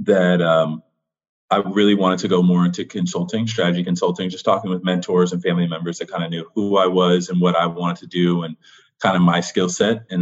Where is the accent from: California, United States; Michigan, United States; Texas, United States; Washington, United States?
California, United States; Los Angeles; moved away as an adult; also born or lived in Villanova, Pennsylvania; now in Charlottesville, United States; I am a kid from Los Angeles, California, born and raised my whole life